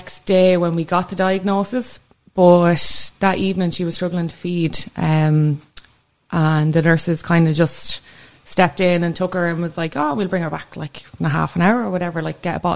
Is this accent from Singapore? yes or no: no; Kildare, Leinster, Ireland; I come from Kildare.